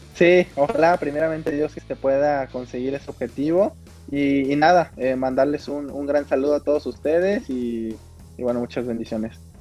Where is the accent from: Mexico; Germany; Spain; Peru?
Mexico; como mexicano